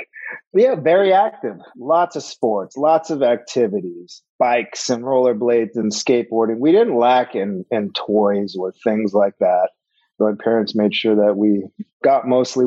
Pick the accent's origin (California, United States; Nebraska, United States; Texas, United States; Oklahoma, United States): California, United States; Los Angeles; We grew up in Panorama City